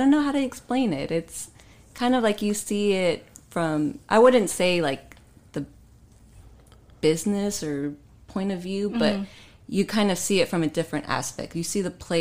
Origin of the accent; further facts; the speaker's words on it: Dallas, Texas, United States; I grew up in Dallas